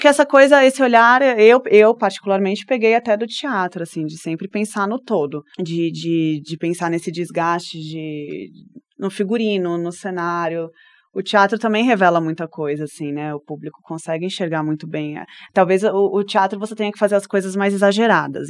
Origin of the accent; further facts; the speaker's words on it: São Paulo, Brazil; moved away as an adult; now in Brasília, Brazil; eu sou de São Paulo, né? Sou paulistana